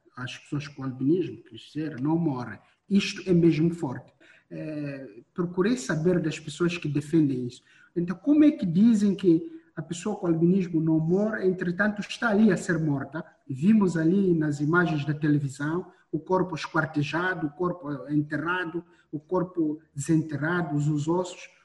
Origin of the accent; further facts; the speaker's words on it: Mozambique; Eu nasci, cresci ainda hoje em Moçambique